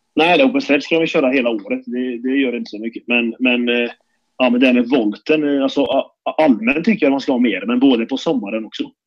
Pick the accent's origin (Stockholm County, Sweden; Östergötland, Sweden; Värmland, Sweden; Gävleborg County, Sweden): Värmland, Sweden; Karlstad; när jag var liten fick jag hänga med till Färjestads travbana, för jag är från Karlstad